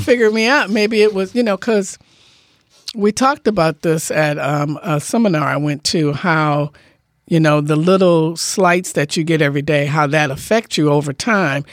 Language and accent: English; Detroit, Michigan, United States; now in Bainbridge Island, United States; me growing up in Detroit